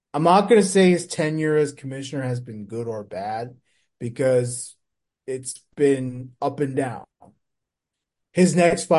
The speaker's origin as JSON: {"language": "English", "region": "New York", "country": "United States", "said": "as a New Yorker"}